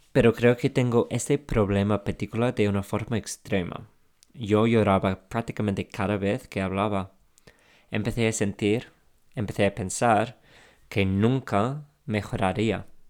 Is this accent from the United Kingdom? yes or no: yes; England, United Kingdom; Spanish is a second language; now in Spain; soy inglés